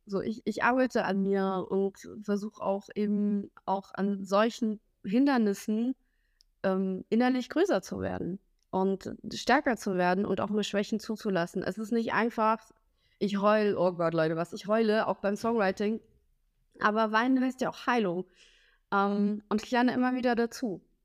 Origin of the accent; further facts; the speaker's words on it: Smila, Cherkasy Oblast, Ukraine; now in Germany; weil ich da aufgewachsen bin in Smela, äh, so circa zweieinhalb, drei Stunden von Kiew weg